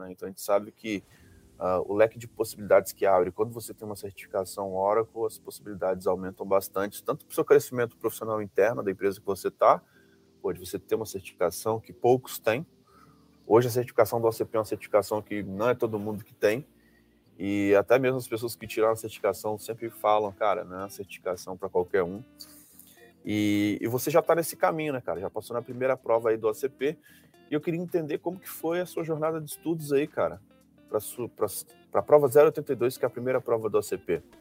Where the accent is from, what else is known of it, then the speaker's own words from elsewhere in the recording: Rio de Janeiro, Brazil; falando do Rio, cara. Sou do Rio.